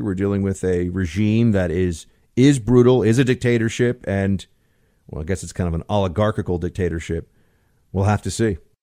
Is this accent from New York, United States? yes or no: yes; New York, United States; I'm from New York